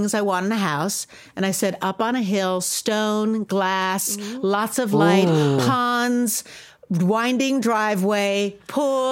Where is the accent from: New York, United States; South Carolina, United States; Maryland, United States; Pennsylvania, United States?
New York, United States; moved away as an adult; So moved back to New York, and I wasn't planning on moving back to my hometown, but I found this house, which happened to be in the same town that I grew up in.